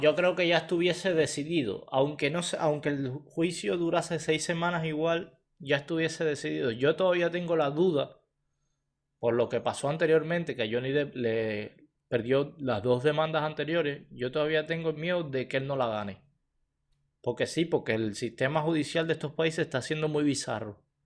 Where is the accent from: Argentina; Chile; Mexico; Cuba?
Cuba; moved away as an adult; now in Canada; Nosotros salimos de Cuba, directo para aquí